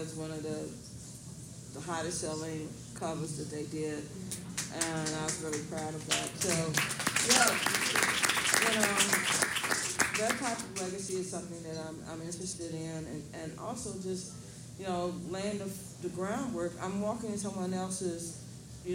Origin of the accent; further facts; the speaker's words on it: Austin, Texas, United States; I grew up in the Austin school system